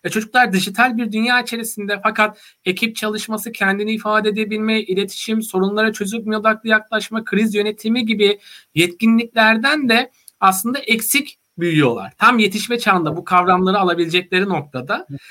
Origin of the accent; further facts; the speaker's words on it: Vezirköprü, Samsun, Turkey; moved away as an adult; also born or lived in Trabzon / Istanbul; Samsun'un Vezirköy ilçesinde doğdum büyüdüm.